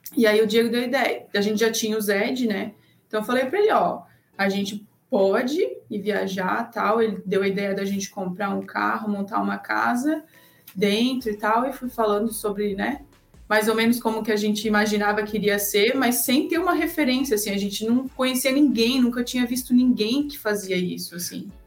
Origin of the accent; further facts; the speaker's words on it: Blumenau, Santa Catarina, Brazil; moved away; a gente é de Santa Catarina, né? Cidadezinha lá de Blumenau, onde tem a Oktoberfest.